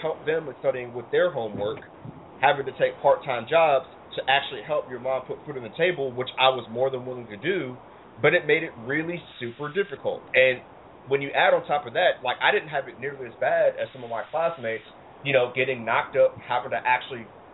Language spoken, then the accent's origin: English; United States; also born or lived in Ohio / Detroit, Michigan; I grew up mostly in Ohio and Detroit